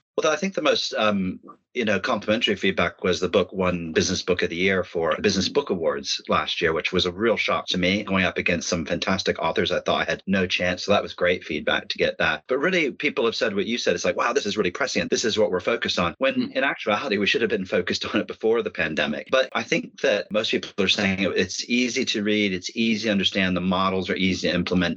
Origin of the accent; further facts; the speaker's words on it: Dayton, Ohio, United States; moved away as an adult; now in United Kingdom; I'm from Dayton, Ohio